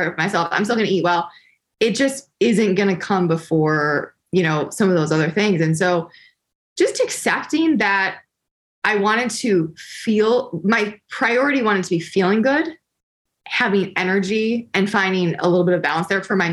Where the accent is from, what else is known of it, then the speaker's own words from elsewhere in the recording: Detroit, Michigan, United States; I'm from Detroit.